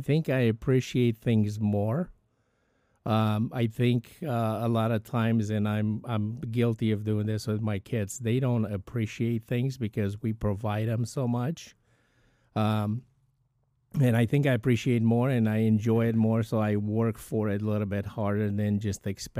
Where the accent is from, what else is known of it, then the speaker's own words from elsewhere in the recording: Bucharest, Romania; so I grew up in Bucharest, Romania, which is East Europe, communist country.